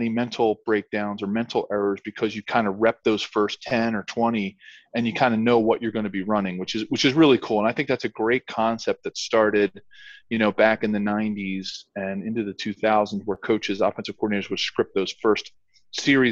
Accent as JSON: {"language": "English", "town": "Philadelphia", "region": "Pennsylvania", "country": "United States", "tie": "born or raised there", "said": "Growing up in Pennsylvania and in Philadelphia"}